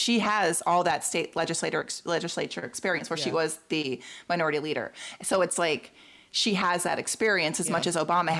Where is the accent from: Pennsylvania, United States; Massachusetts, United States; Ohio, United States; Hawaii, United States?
Massachusetts, United States; I was born in Massachusetts.